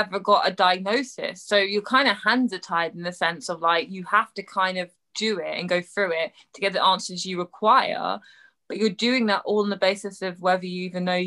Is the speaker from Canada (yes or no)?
no; England, United Kingdom; I'm English